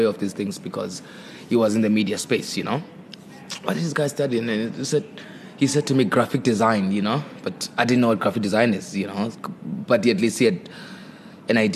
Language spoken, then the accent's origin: English; Eastern Cape, South Africa; moved away; also born or lived in Durban; I'm from a place called Ingalane in the Eastern Cape. You know, it's rural place, a village, so to say. That's where I'm from, raised by my grandmother, and later on moved to Durban